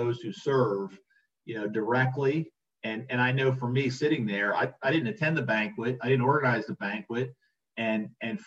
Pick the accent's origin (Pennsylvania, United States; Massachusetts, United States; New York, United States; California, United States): Pennsylvania, United States; Philadelphia; also born or lived in Atlantic City, New Jersey; I grew up in Philly